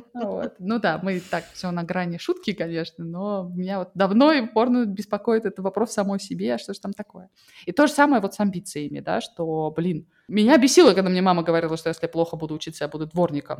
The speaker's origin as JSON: {"language": "Russian", "country": "Russia", "tie": "born or raised there", "moved": "yes", "said": "я выросла в России"}